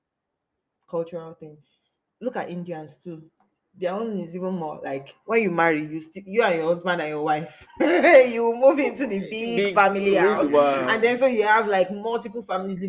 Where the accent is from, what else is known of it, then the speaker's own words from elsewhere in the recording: Nigeria; moved away as an adult; now in United States; I'm Nigerian